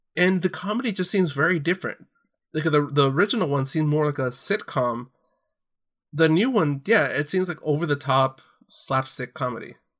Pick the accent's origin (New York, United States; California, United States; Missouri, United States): California, United States; Orange County; growing up in Orange County